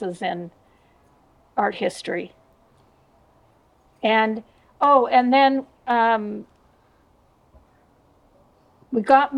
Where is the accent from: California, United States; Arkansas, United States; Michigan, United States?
California, United States; Southern; moved away as an adult; also born or lived in Los Angeles, California; I grew up in Southern California in a little town just a little bit north of Huntington Beach.